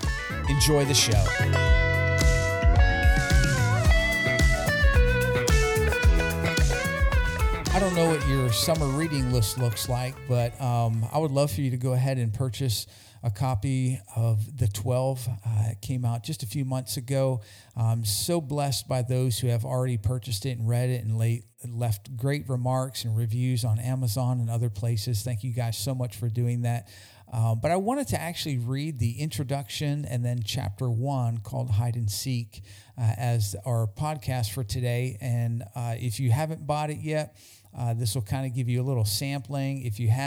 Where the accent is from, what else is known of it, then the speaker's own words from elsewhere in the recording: Hazleton, Pennsylvania, United States; my hometown of Hazleton, Pennsylvania